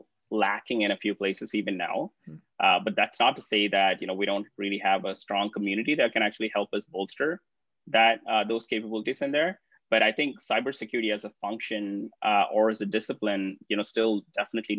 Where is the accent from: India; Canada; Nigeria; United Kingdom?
India; Hyderabad, Telangana; a city called Hyderabad. And this happens to be my hometown